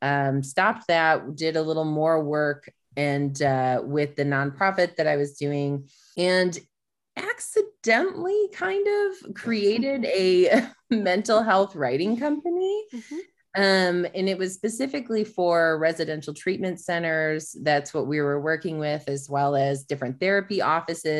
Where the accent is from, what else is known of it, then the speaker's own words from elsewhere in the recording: Michigan, United States; now in Austin, United States; I grew up in Michigan